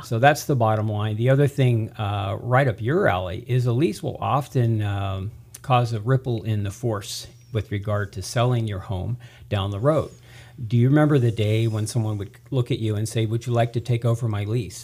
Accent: Tehachapi, California, United States; also born or lived in Central Valley, California; I'm a native. I'm originally from Tehachapi

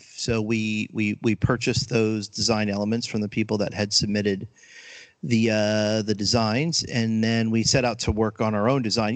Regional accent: outside Allentown, Eastern Pennsylvania, United States; I grew up in Pennsylvania, uh, outside of Allentown, and uh, so I guess Eastern Pennsylvania

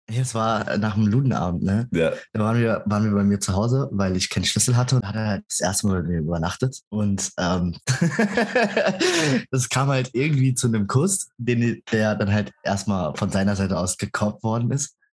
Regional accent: Frankfurt am Main, Hesse, Germany; ich bin in Frankfurt am Main geboren

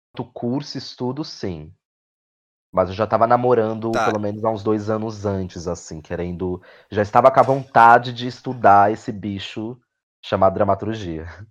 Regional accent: São Paulo, Brazil; sou de Goianazes, extremo leste de São Paulo

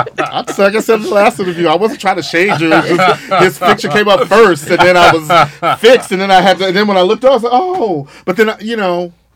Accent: Galveston, Texas, United States; moved away as an adult; also born or lived in Brooklyn / Austin; now in New York, United States; I grew up in Texas, actually.

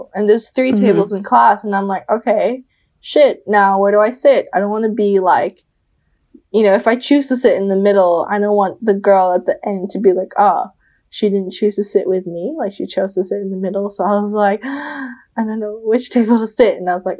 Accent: Bali, Indonesia; moved away; I'm from Indonesia, I'm from Bali

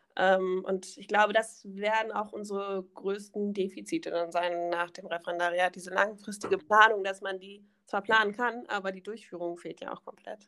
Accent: Königswinter, North Rhine-Westphalia, Germany; Aus Königswinter

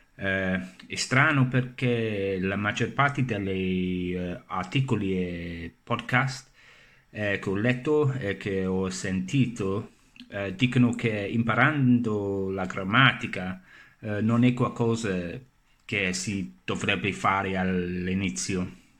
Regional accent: England, United Kingdom; Italian is a second language; sono inglese e sto imparando la lingua italiana da circa 4 eh, anni

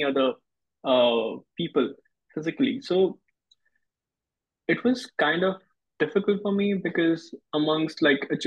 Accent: West Bengal, India; now in Arkansas, United States; I'm from India originally, West Bengal, India.

